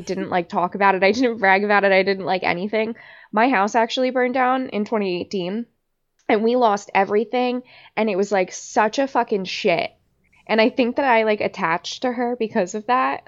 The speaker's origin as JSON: {"language": "English", "town": "Long Beach Island", "region": "New Jersey", "country": "United States", "tie": "born or raised there", "said": "I grew up in Long Beach Island"}